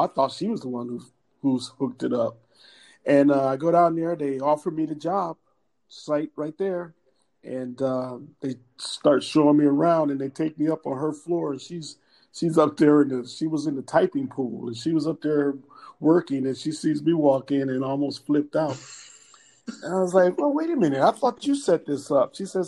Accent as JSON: {"language": "English", "town": "Cleveland", "region": "Ohio", "country": "United States", "moved": "yes", "lives_now": "California, United States", "said": "Actually, when I moved to California from Cleveland, Ohio. I've been here a lot longer than I ever lived in Cleveland."}